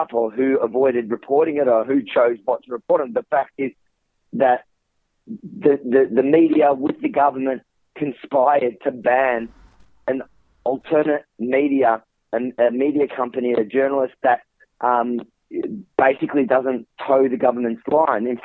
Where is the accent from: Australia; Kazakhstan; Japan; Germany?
Australia; as an Australian